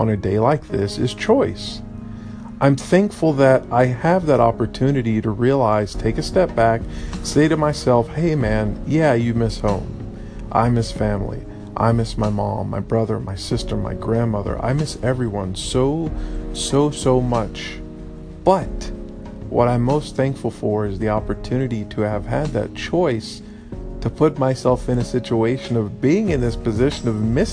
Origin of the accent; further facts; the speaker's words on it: Texas, United States; moved away as an adult; now in Vietnam; I will say I'm a Texan, I'm an American, and then after that I'll say, oh, I'm an expat, I live abroad. Because I'll never stop being a Texan